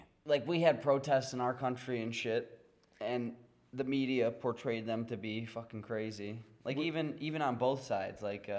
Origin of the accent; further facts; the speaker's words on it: United States; as an American